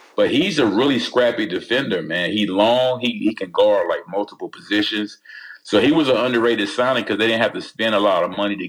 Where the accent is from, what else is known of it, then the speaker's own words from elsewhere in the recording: North Carolina, United States; he's from my home state.